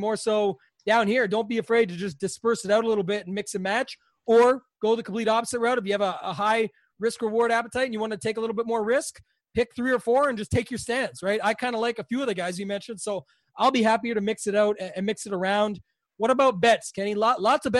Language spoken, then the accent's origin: English; Canada; as a Canadian